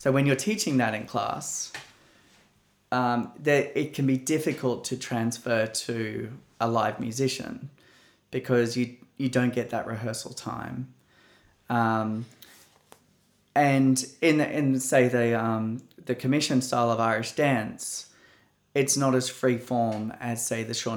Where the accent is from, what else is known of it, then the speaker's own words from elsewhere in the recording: Australia; my tradition as an Australian